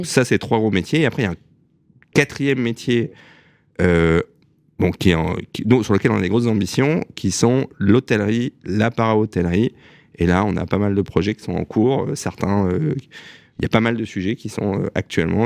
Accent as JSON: {"language": "French", "town": "Strasbourg", "region": "Grand Est", "country": "France", "tie": "born or raised there", "moved": "yes", "lives_now": "Paris, France", "said": "je suis né à Strasbourg le 9 mai 1980"}